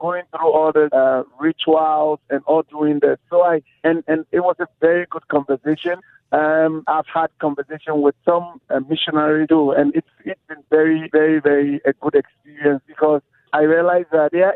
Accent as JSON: {"language": "English", "country": "Ghana", "moved": "as an adult", "lives_now": "Las Vegas, United States", "said": "I'm from Ghana"}